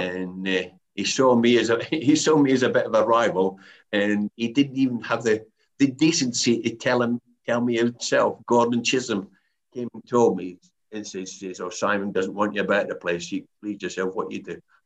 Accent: the Highlands, Scotland, United Kingdom; moved away as an adult; I come down from the Highlands

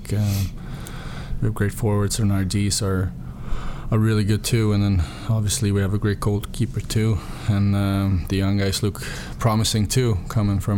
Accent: Stockholm, Stockholm County, Sweden; born or raised there; moved away

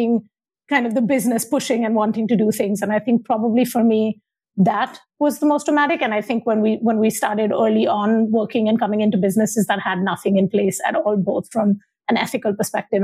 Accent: Mumbai, Maharashtra, India; moved away; I am originally from Bombay, now Mumbai in India, and grew up in kind of Bombay in the 80s and 90s.

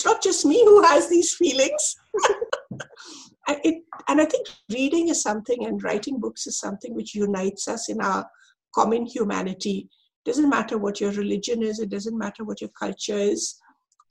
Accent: India; growing up in India, because we were bilingual

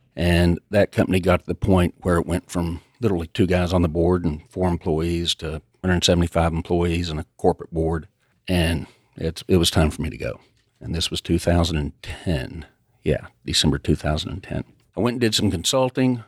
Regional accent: Lubbock, Texas, United States; also born or lived in Dallas; I grew up out in Lubbock, came over to Dallas in nineteen eighty-eight.

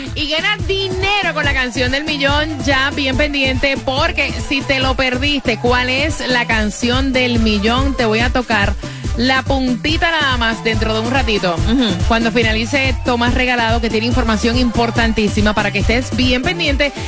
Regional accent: Puerto Rico; en mi país, Puerto Rico

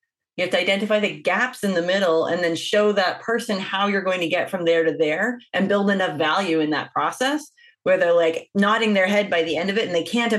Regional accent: Winnipeg, Manitoba, Canada; moved away as an adult; also born or lived in Toronto, Canada; I grew up in Winnipeg, Manitoba.

